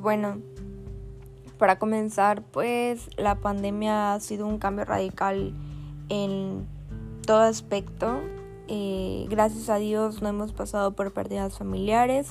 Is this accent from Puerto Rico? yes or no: no; Altamira, Tamaulipas, Mexico; soy de Altamira, Tamaulipas